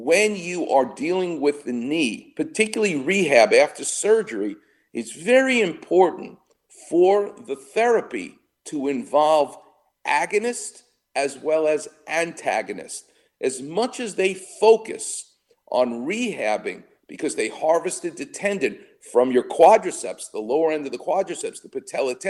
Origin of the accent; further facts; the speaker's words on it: New York, United States; now in Los Angeles, United States; I'm from New York